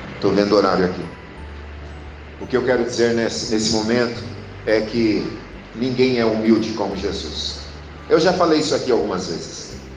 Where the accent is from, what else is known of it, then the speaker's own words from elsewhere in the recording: Brazil; nós somos brasileiros.